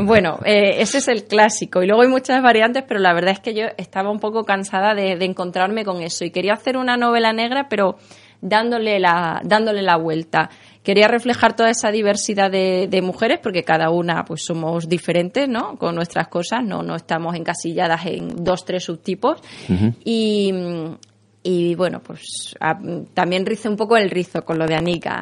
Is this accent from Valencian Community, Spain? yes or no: no; Mérida, Extremadura, Spain; also born or lived in Seville; now in Madrid, Spain; yo nací en Sevilla, y, pero bueno, nací en Sevilla, ahora vivo aquí en Madrid, me siento un poquito también de esos lugares, pero, pero sobre todo Extremeña, que es donde he pasado casi toda mi vida